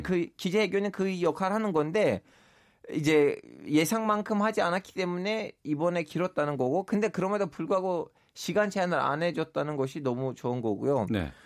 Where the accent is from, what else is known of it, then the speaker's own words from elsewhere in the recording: Turkey; now in South Korea; 제가 터키 출신인데도